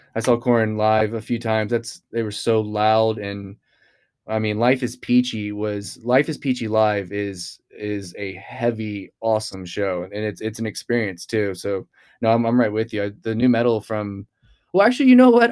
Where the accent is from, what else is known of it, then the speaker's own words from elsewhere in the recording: Houston, Texas, United States; I grew up in, in Texas, I grew up in Houston